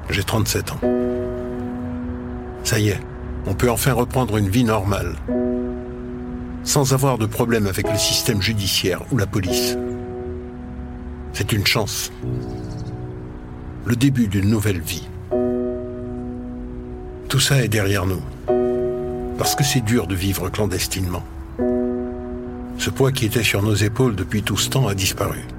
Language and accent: French; United States; Ici, je suis américain avant d'être noir. On verra dans le futur. Il y aura peut-être une solution pour que je retourne aux États-Unis.